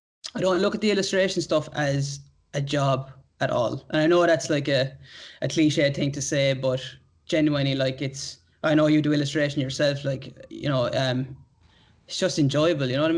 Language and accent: English; Ireland; moved away as an adult; now in Australia